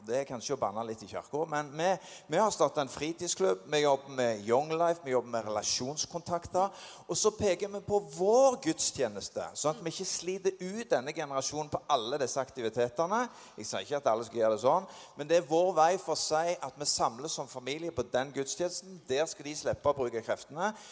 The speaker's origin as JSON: {"language": "Norwegian", "town": "Sandnes", "region": "Rogaland", "country": "Norway", "tie": "born or raised there", "said": "Jeg vokste opp på Klippen på Sandnes, og vi var unge gutter på 13-14 år."}